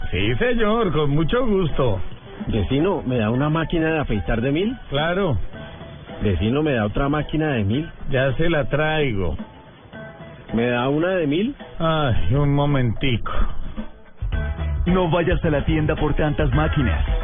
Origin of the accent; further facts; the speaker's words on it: Colombia; Yo soy colombiano